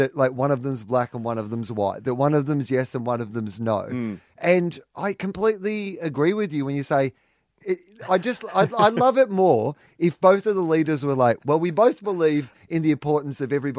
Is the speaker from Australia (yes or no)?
yes; Australia; I do believe, being born an Australian is one